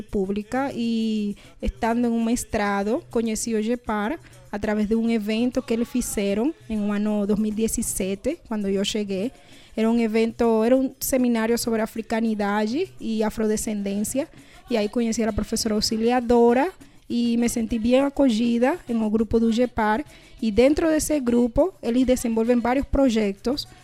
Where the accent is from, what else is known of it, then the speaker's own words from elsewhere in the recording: Panama; Portuguese is a second language; moved away as an adult; now in Brazil; sou de Panamá e cheguei a Brasil para fazer mestrado